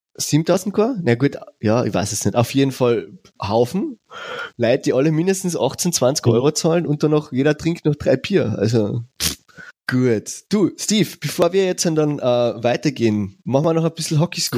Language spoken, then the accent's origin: German; Carinthia, Austria; als, als Kärntner